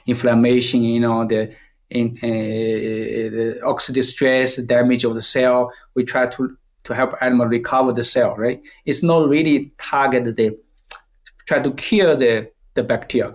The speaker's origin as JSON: {"language": "English", "country": "China", "second_language": "English", "moved": "as an adult", "lives_now": "Canada", "said": "I came from China, I read most time I read the books in the Chinese books. And after I go to the Canada"}